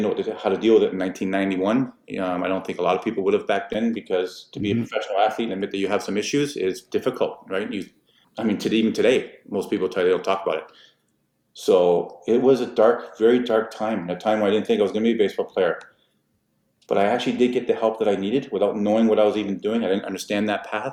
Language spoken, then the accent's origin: English; Toronto, Ontario, Canada; I grew up in government housing at Main and Danforth.